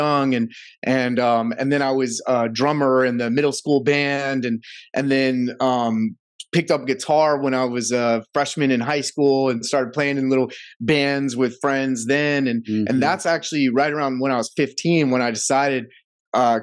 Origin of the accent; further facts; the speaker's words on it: Georgia, United States; also born or lived in Athens, Georgia / Decatur, Georgia / Roswell, Georgia / Miami, Florida; I was born in Athens, Georgia.